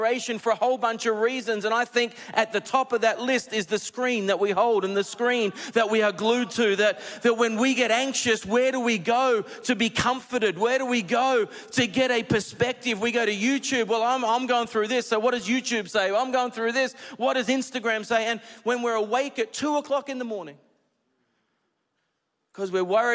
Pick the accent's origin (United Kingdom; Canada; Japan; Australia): Australia; also born or lived in United States; I'm Australian